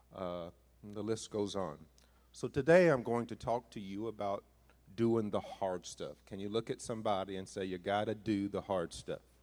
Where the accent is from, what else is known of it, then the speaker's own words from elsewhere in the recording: northeastern Mississippi, United States; moved away; also born or lived in Missouri; being raised in Mississippi uh, most of my life